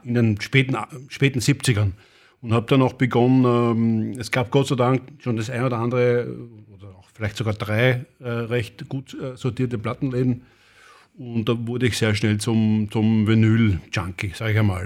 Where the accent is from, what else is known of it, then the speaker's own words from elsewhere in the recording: Vienna, Austria; bin ein richtiger Wiener und ich bin geboren 68.